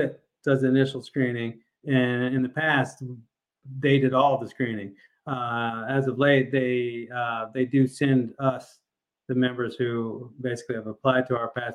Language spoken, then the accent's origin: English; Kennesaw, Georgia, United States; I grew up in Kennesaw